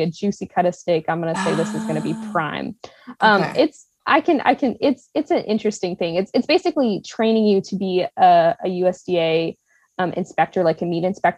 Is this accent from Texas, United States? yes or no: yes; Texas, United States; We're from Texas